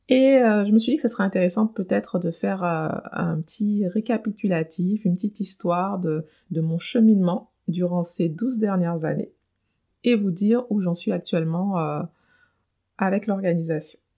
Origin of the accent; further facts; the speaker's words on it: French Antilles, France; moved away as an adult; l'âge où je quitte ma famille et mon île, puisque je viens des Antilles, pour poursuivre des études supérieures euh, à Paris.